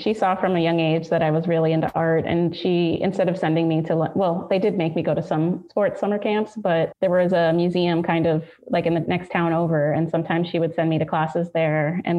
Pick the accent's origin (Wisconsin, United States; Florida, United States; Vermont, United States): Florida, United States; South; moved away as an adult; also born or lived in northern Nigeria / Baltimore; I'm from South Florida, and my father is from Ghana, and he came to the U.S. after he met my mother.